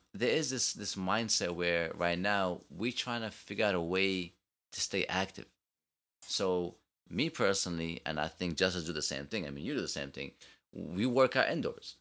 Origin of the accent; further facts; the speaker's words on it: New York, United States; I'm from New York, I talk fast